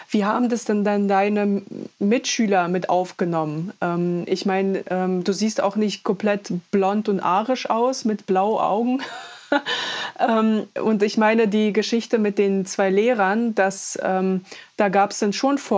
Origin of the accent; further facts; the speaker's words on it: Cologne, North Rhine-Westphalia, Germany; ich bin in Deutschland geboren, ich bin aus Köln und dann werde ich wie ein Ausländer behandelt.